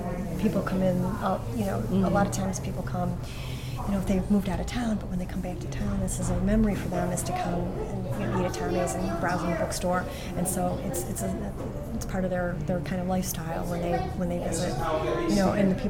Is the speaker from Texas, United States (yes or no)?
no; Cleveland Heights, Ohio, United States; I grew up in Cleveland Heights and then and have spent most of my adult life here because my business partner Jim and I own Max Back's Bookstore.